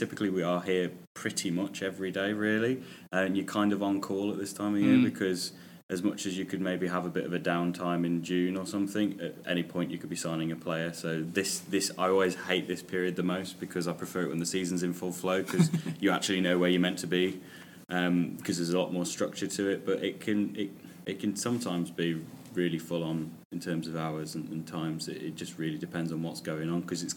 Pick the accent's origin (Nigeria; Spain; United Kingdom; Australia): United Kingdom; Shrewsbury, West Midlands; I'm from Shrewsbury